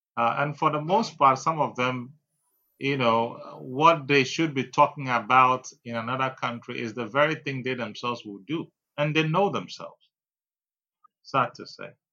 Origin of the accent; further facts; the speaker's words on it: Keta, Volta, Ghana; I am a Ghanaian, full blooded Ghanaian, born in Keta.